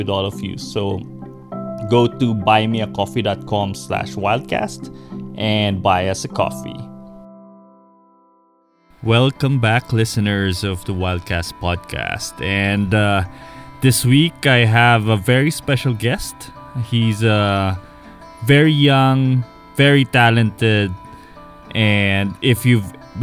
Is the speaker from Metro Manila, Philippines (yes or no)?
no; Baguio, Cordillera Administrative Region, Philippines; My hometown